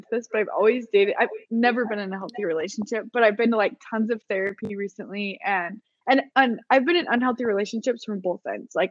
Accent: Orem, Utah, United States; So I am originally from Orem, Utah.

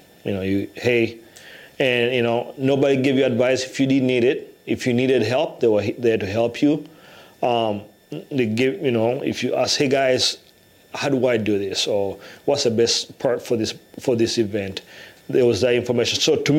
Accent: Iowa City, Iowa, United States; when you come from Iowa City where there's a lot of diversity

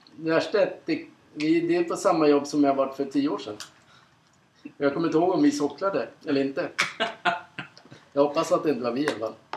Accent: Sweden; Som vi svenskar är oftast jävligt bra på.

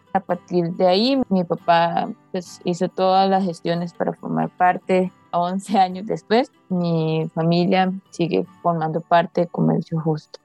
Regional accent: Grecia, Alajuela, Costa Rica; Mi infancia y mi, etapa del colegio la pasé aquí en, La Arena.

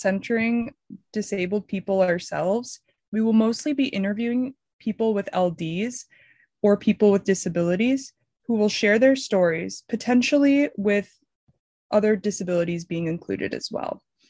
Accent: Michigan, United States; moved away as an adult; now in Washington, D.C., United States; I'm from Michigan. I went to the University of Michigan. I graduated and I moved to Washington, D.C.

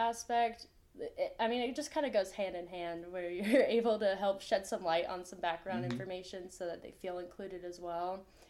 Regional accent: St. Augustine, Florida, United States; moved away as an adult; now in Wingate, United States; I'm from St. Augustine, Florida, okay. Which is like 6.5 hours from here.

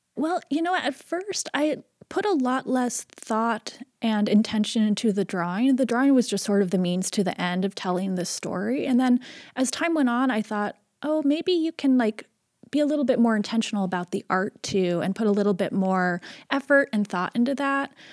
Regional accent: Seattle, Washington, United States; I was born and raised in Seattle

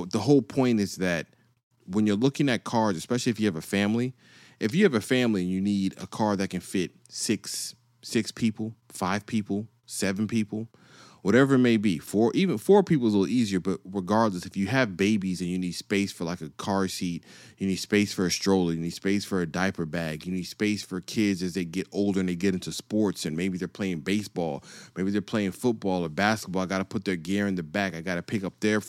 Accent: East Coast, United States; See, I grew up on the East Coast and the West Coast. So I went from sunny to snow.

